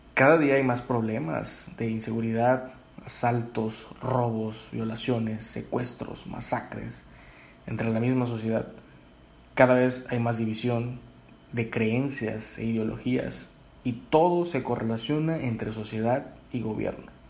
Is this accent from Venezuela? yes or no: no; Mexico; todos somos mexicanos